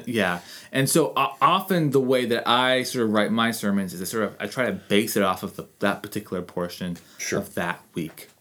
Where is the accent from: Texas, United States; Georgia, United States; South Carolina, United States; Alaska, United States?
Alaska, United States; Anchorage; I grew up here in Anchorage